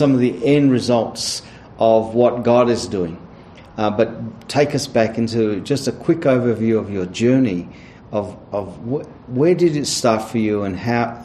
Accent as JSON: {"language": "English", "country": "Australia", "said": "as an Aussie, Australian"}